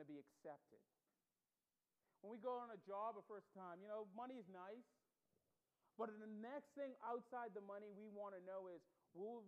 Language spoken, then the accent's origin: English; Bahamas; accent: Bahamian; moved away as an adult; I grew up in the Bahamas. I was born there, raised there